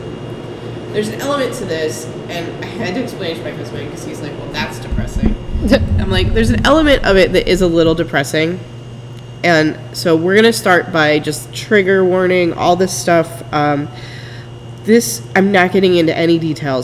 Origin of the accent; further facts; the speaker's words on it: Lancaster, Pennsylvania, United States; I'm from Lancaster